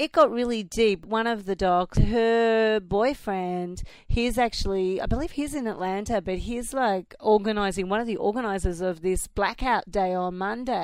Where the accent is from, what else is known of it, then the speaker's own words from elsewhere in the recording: Australia; accent: Australian; now in Philadelphia, United States; When people hear I'm from Philly, they don't pay it any mind. because they hear, I guess they hear the Australian in me